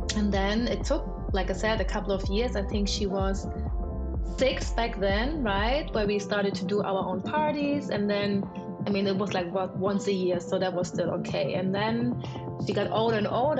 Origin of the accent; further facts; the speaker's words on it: Germany; I am German Nigerian. My father was Nigerian. My mom is German. I am born in Germany